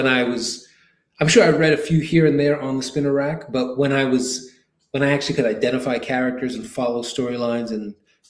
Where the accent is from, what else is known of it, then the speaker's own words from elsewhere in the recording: New York City, New York, United States; I grew up in Queens, New York.